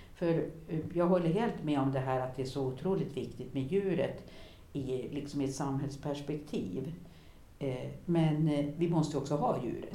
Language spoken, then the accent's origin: Swedish; Härnösand, Västernorrland County, Sweden; Gamla Härnösand, där jag växte upp